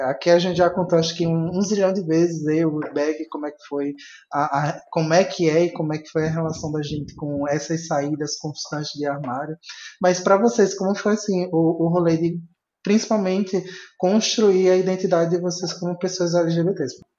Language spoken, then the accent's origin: Portuguese; Recife, Pernambuco, Brazil; moved away; also born or lived in Caruaru; eu sou de Recife. Não moro atualmente, mas eu vivi em Caruaru